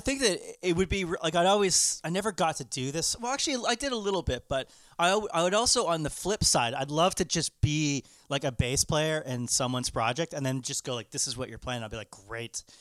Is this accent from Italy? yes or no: no; Canada